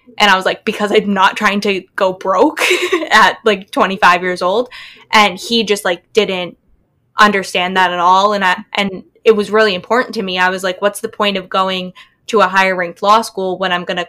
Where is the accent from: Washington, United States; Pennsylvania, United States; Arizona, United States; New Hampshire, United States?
New Hampshire, United States; Southern; I'm from Southern New Hampshire.